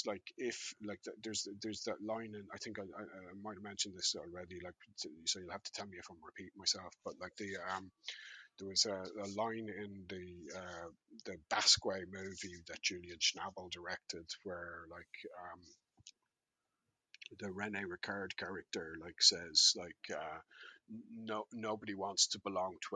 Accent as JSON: {"language": "English", "town": "Dublin", "region": "Leinster", "country": "Ireland", "tie": "born or raised there", "said": "I grew up in Raheny"}